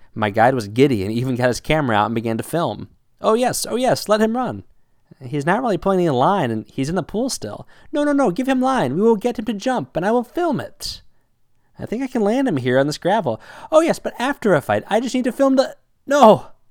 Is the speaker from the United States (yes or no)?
yes; United States; accent: American; my American accent